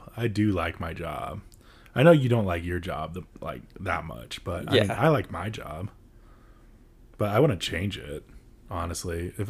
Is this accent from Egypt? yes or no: no; Croatia; moved away; I just remember In-N-Out, when I came from Croatia, it was so salty.